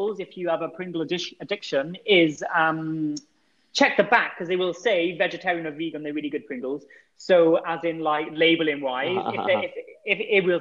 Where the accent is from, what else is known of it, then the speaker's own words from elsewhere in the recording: United Kingdom; I'm British as well.